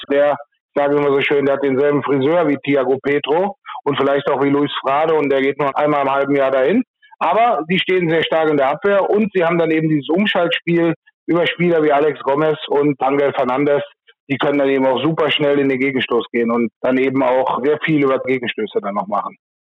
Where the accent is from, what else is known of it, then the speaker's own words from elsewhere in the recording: Rhineland-Palatinate, Germany; in meinem Heimatort hier in der Mosel